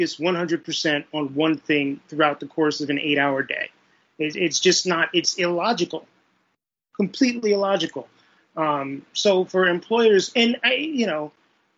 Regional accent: New York City, New York, United States; I grew up in Brooklyn, New York in the 1980s and early 1990s

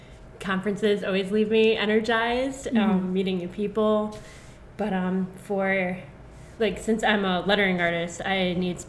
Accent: Mentor, Ohio, United States; I grew up in Mentor, which is 30 minutes east of Cleveland.

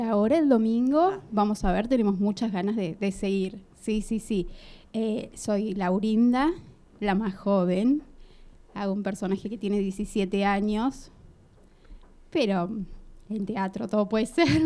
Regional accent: Lanús, Buenos Aires Province, Argentina; yo nací en Lanús, viví toda la vida en Lanús

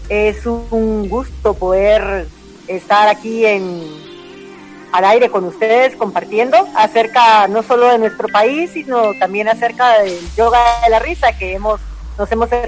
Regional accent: Nicaragua; now in Guatemala; yo soy nicaragüense y les puedo hablar desde algo de lo que yo percibo en ese país.

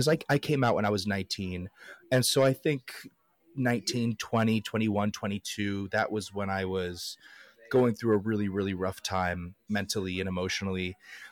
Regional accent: Dover, Ohio, United States; also born or lived in Dublin, Ohio; I was born in Dublin, and then we moved to 2 hours east to Dover, and that's where I spent the majority of my childhood

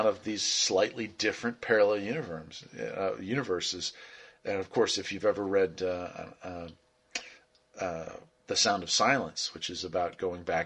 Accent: West Virginia, United States; the property where my parents live still, and I grew up in West Virginia.

